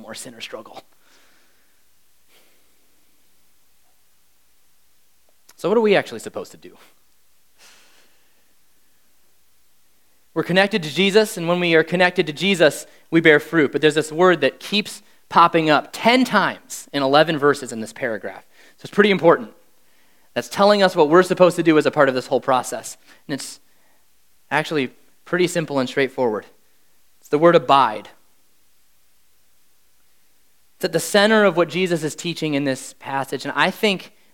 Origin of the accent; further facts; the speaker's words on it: Wisconsin, United States; moved away as an adult; now in Jacksonville, United States; I'm from Wisconsin